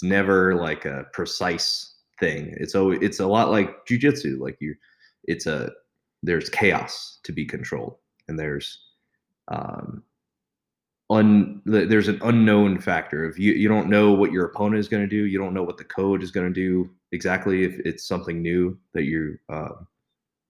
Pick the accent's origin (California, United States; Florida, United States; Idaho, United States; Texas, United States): California, United States; Pleasanton; moved away as an adult; now in Las Vegas, United States; I grew up in Pleasanton, California.